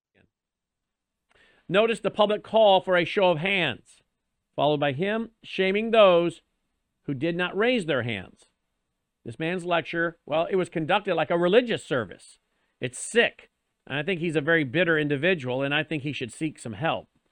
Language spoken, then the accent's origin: English; United States; we as Americans